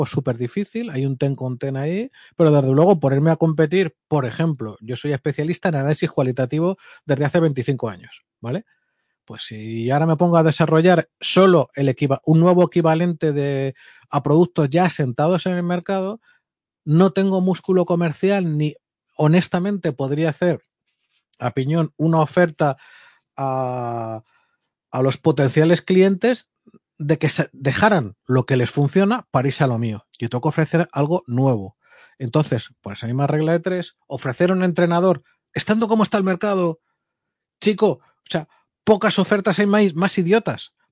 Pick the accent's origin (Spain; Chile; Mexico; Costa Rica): Spain; Castile and León; farinato y jamón ibérico de mi tierra.